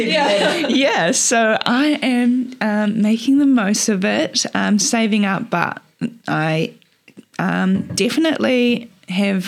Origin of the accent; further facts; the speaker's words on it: Hamilton, Waikato, New Zealand; now in Cambridge, New Zealand; I am born and bred in Hamilton. I have grown up here all my life